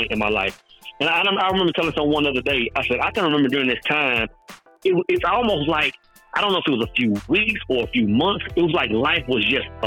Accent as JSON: {"language": "English", "region": "East Texas", "country": "United States", "tie": "born or raised there", "also_born_or_lived": "Oklahoma", "moved": "as an adult", "said": "growing up in East Texas, man, I felt like outside of East Texas, like that was the end of the world"}